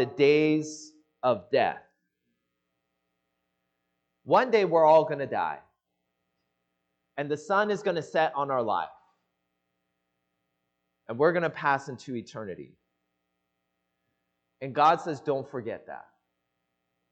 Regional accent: Seattle, Washington, United States; moved away as an adult; now in Los Angeles, United States; I grew up in the Seattle area

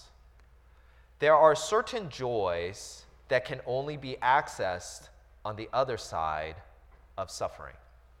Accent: United States; I was born and raised here in the States

